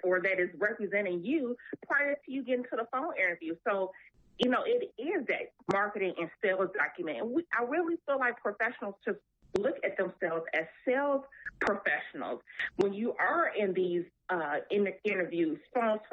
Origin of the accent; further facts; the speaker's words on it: Chicago, Illinois, United States; My family, I'm born and raised in Chicago.